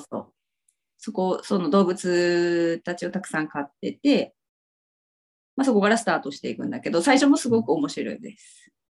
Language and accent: Japanese; Ibusuki, Kagoshima, Japan; moved away; 実家が指宿ですね。